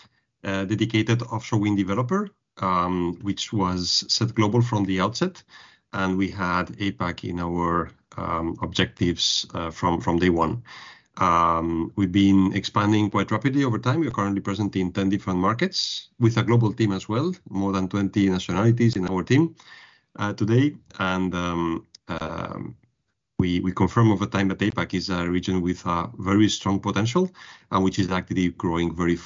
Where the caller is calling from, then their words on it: Sydney, New South Wales, Australia; Exactly. I'm calling from Sydney. I've been traveling around the country the last couple of weeks. Prior to that, I've been to New Zealand, Aotearoa.